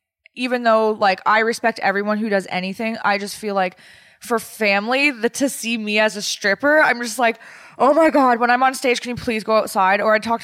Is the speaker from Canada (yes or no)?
yes; a border city in Ontario, Canada; born or raised there